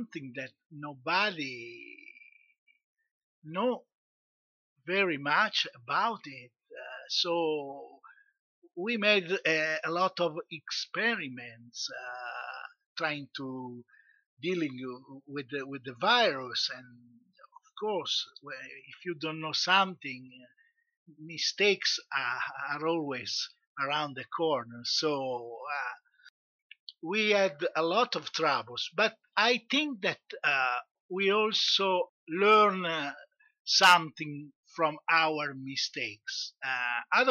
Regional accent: Italy; from Italy

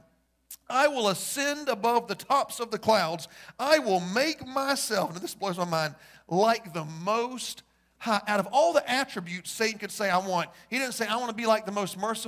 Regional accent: United States; I'm white. I'm a man, I'm straight, and I'm an American.

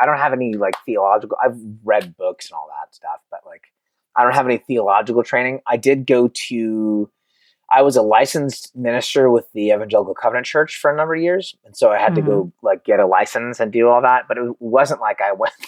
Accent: Concord, California, United States; also born or lived in Oakland, California / Martinez, California; I was born in Oakland. I grew up in Concord

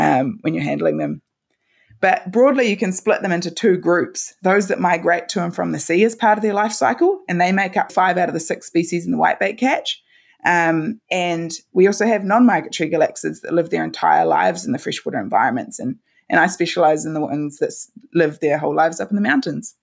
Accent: Christchurch, Canterbury, New Zealand; I studied at the University of Canterbury in my hometown, and I've been lucky enough to, to stay here

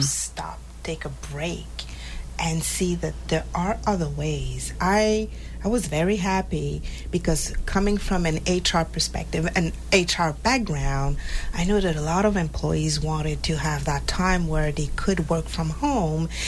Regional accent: Montreal, Quebec, Canada; moved away as an adult; also born or lived in Haiti; now in Massachusetts, United States; I was born in Haiti, and four years old, I moved to Montreal

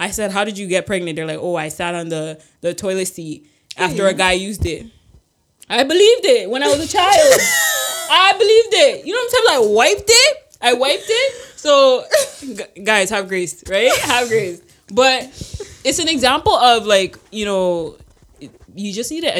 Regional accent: Canada; I'm not American, right? Like, Canada, we're extremely blessed

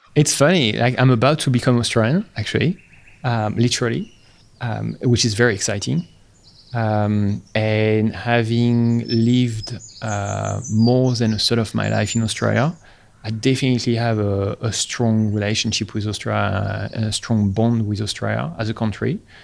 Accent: Paris, Île-de-France, France; moved away; I was born in Paris uh, in 1981 in a very, uh, I guess, romantic place of Paris in Montmartre

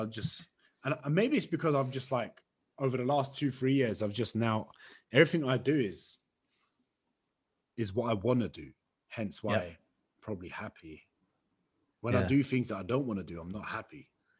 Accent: London, United Kingdom; Where are you from? London. No way. Whereabouts? Where in London? I'm a London boy. Talk to me.

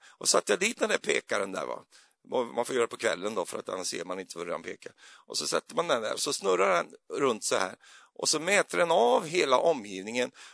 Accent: Sweden; jag är ju så svensk

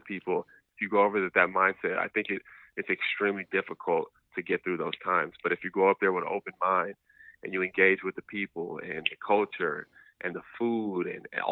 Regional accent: Southern California, United States; moved away as an adult; also born or lived in Europe / Asia; growing up in California, I never went outside of California. I never went outside of Southern California as a kid

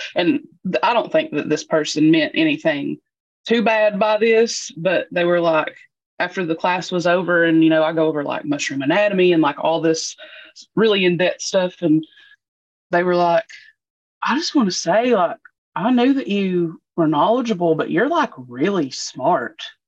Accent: Eastern Kentucky, United States; I'm from Eastern Kentucky

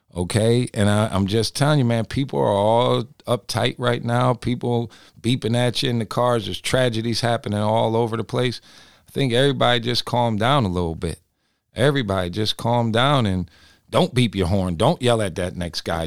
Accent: Binghamton, New York, United States; moved away; I'm from Binghamton

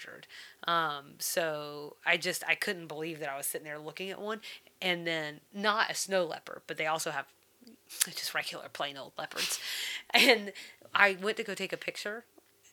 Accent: the South, United States; as a Southerner

